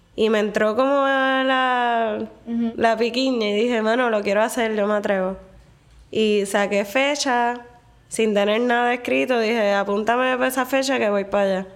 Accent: Puerto Rico; moved away as an adult; also born or lived in Medellín, Colombia; la experiencia que estaba buscando cuando me mudé de Puerto Rico era más como de ciudad

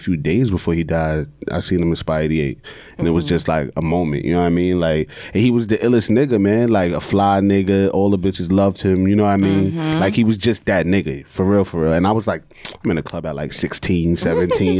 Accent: New York City, New York, United States; I'm from Brooklyn

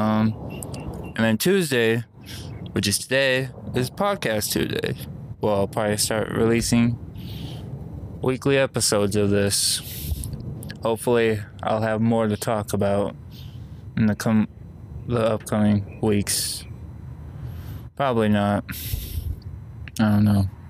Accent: Las Vegas, Nevada, United States; also born or lived in Oceanside, California; my parents moved over here to Vegas and then kind of grew up here.

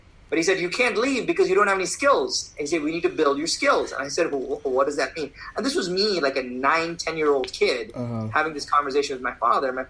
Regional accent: India; now in United States; I was born in India

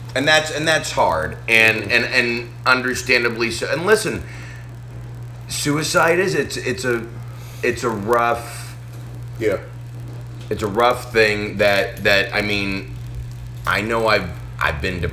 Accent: Boston, Massachusetts, United States; now in Arkansas, United States; where I grew up in Boston

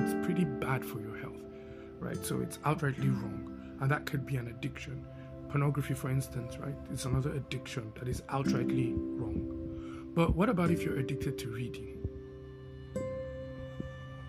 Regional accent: Netherlands; moved away; growing up in Holland, the Netherlands

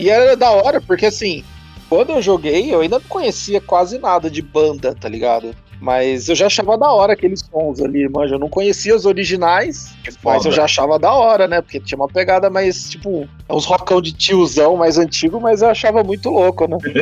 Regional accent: Campinas, São Paulo, Brazil; Eu sou de Campinas

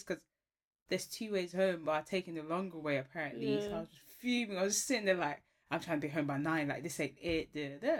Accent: Ghana; I'm Ghanaian.

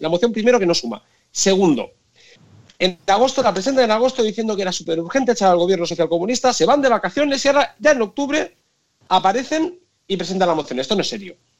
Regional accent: Tarragona, Catalonia, Spain; moved away as an adult; now in Brussels, Belgium; Yo soy de Tarragona

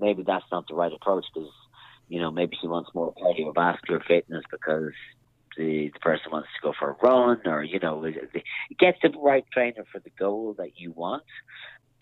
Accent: Castlebar, Connacht, Ireland; moved away; also born or lived in Dublin; I'm originally from Castlebar in Mayo

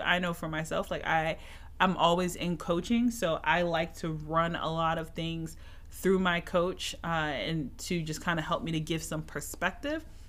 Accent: Philadelphia, Pennsylvania, United States; now in Atlanta, United States; My Eagles lost my hometown city

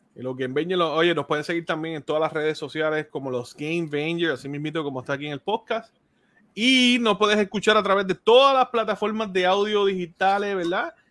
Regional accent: Puerto Rico; los colores de mi tierra.

